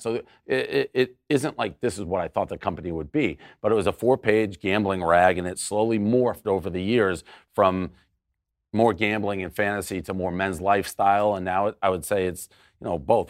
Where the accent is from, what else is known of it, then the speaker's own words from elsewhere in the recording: Boston, Massachusetts, United States; I lived in an era growing up in Boston